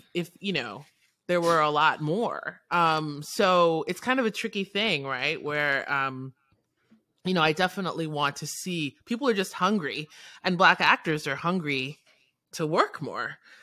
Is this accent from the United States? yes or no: yes; New York City, New York, United States; moved away as an adult; now in New Orleans, United States; I'm born and raised in New York City